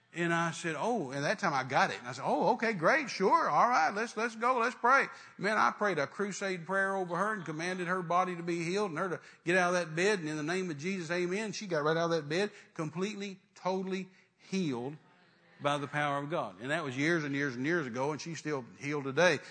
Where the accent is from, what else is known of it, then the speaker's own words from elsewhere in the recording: West Texas, United States; I was raised in West Texas